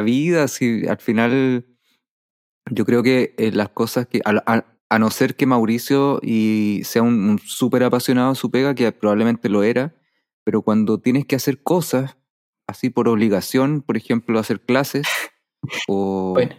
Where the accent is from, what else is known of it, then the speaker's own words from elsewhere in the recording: Chile; como sociedad chilena